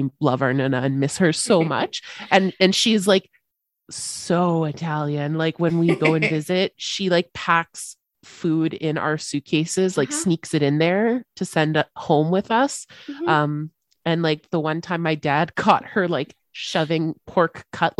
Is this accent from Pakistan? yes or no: no; Canada